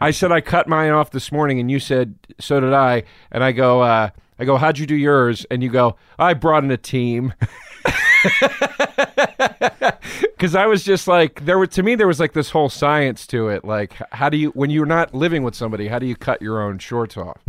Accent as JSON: {"language": "English", "town": "Trappe", "region": "Pennsylvania", "country": "United States", "tie": "born or raised there", "also_born_or_lived": "Philadelphia, Pennsylvania", "said": "I was born in Philly"}